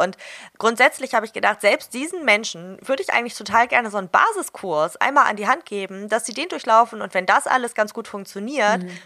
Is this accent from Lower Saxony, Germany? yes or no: no; Hamburg, Germany; ich komme aus Hamburg